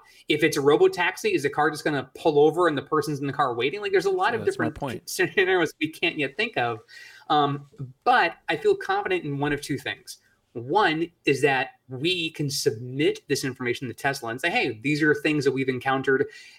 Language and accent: English; Northeast, United States; and I grew up in the Northeast, I know what snow can do.